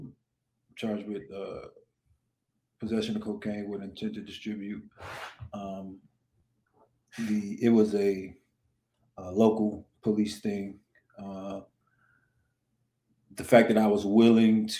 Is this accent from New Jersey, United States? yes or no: yes; Newark, New Jersey, United States; moved away as an adult; now in Kentucky, United States; I grew up and was born and raised in Newark, New Jersey